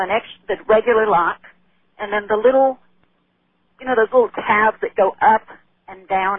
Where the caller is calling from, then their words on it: Texas, United States; Calling you from Texas.